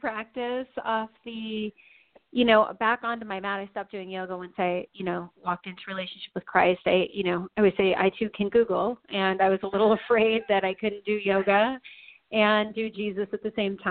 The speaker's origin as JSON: {"language": "English", "town": "Tucson", "region": "Arizona", "country": "United States", "tie": "born or raised there", "lives_now": "Phoenix, United States", "said": "I was born and raised in Tucson. I make my home in Phoenix, which makes me a native of Arizona."}